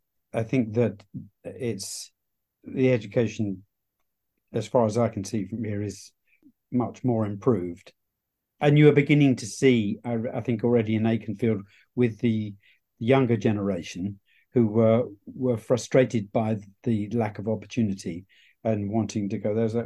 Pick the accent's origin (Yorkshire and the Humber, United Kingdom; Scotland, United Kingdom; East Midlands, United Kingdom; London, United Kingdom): London, United Kingdom; Hounslow; now in Suffolk, United Kingdom; Well, I have to confess that I'm not a Suffolk man. I'm a West London boy, actually.